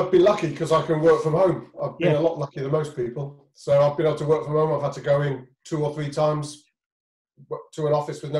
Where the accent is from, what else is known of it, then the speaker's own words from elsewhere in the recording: Upminster, London, United Kingdom; Well, so I'm from Upminster and born in 65.